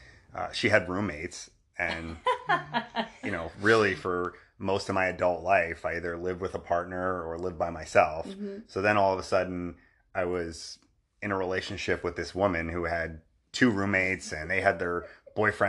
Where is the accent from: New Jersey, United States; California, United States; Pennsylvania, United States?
New Jersey, United States; we're both from New Jersey, so mm-hmm. similar upbringings